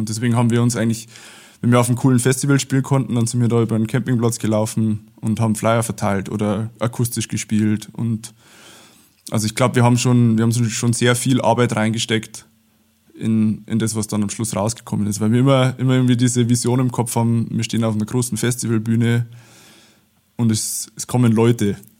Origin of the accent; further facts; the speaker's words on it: Abensberg, Bavaria, Germany; bei uns in Abensberg losgegangen, das ist so 30 äh, Kilometer südlich von Regensburg